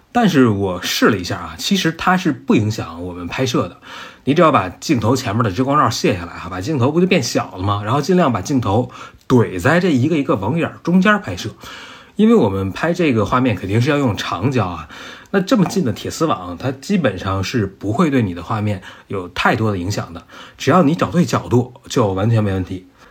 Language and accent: Chinese; Beijing, China; 一个从小在北京、在平原长大的人